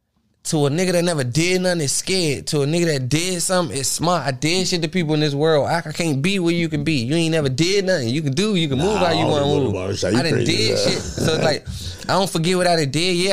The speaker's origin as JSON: {"language": "English", "town": "Washington", "region": "District of Columbia", "country": "United States", "said": "I'm from Washington, D.C. I got, like, cheat growing up."}